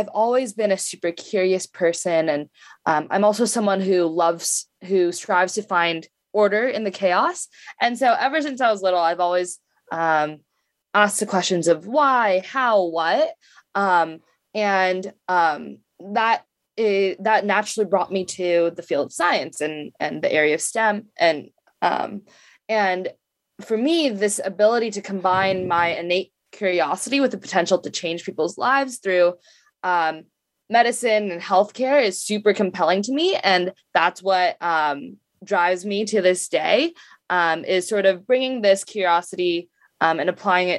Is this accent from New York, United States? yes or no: no; Bay Area, California, United States; I grew up in the Bay Area